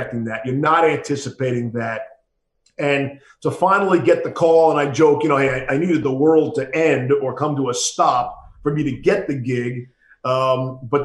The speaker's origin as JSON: {"language": "English", "town": "New York City", "region": "New York", "country": "United States", "tie": "born or raised there", "said": "I grew up with him in Queens"}